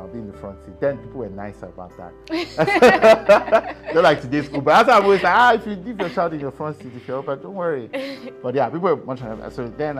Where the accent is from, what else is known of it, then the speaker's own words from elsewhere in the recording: Lagos, Nigeria; moved away; also born or lived in Canada; I grew up in Lagos. I was born in Lagos, actually, in Yaba.